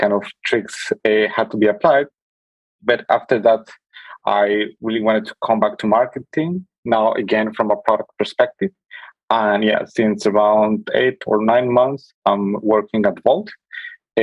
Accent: Colombia; moved away as an adult; now in Berlin, Germany; I'm originally from Colombia. I came to Berlin around 10 years ago to pursue my studies in mathematics.

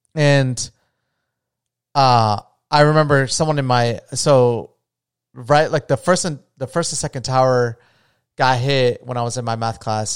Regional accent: United States

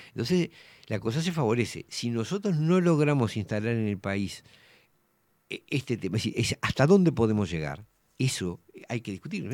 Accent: Uruguay; como ciudadanos uruguayos

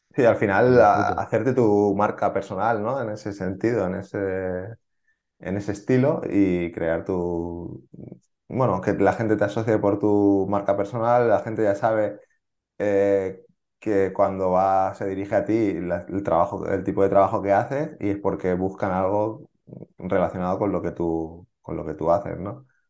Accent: Barcelona, Catalonia, Spain; porque yo soy de Barcelona

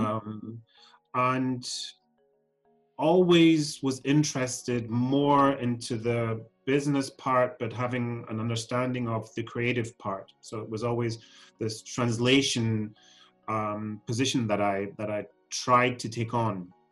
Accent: Germany; also born or lived in Scotland; I'm Scottish born. So um, I was born and raised in Scotland, but grew up then in Germany

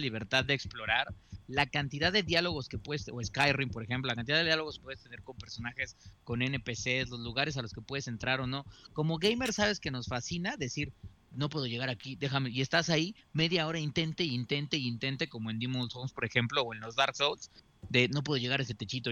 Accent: Mexico; siendo mexicano

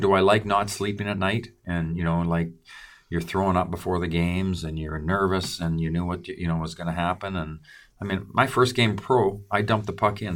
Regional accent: Creston, British Columbia, Canada; my hometown, Creston

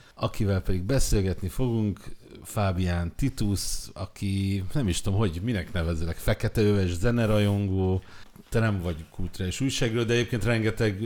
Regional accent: Budapest, Hungary; én Mátyás Söldön nőttem fel

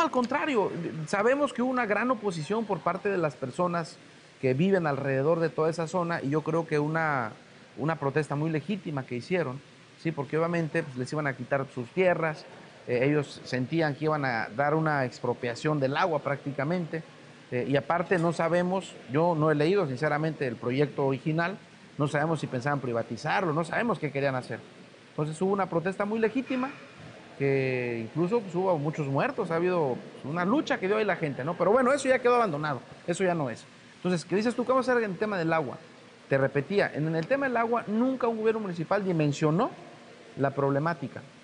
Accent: Guerrero, Mexico

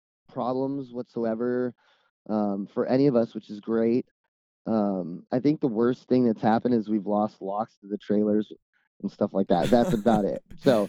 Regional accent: California, United States; for us, we're from California, and the off days ended up being out here on the East Coast.

